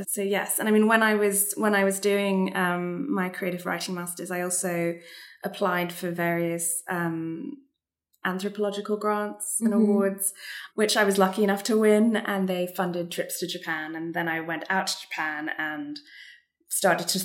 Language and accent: English; Singapore; I'm half Singaporean and I grew up in Singapore